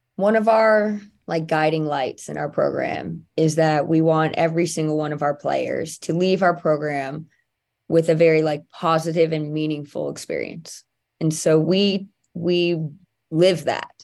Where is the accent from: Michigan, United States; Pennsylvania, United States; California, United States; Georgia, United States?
California, United States; near Santa Clara; I played at Santa Clara University, which was very close to my hometown